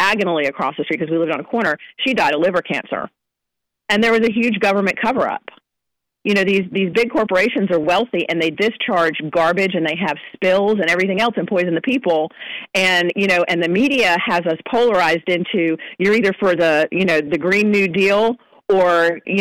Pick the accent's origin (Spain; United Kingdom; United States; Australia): United States; New Jersey; I grew up in New Jersey.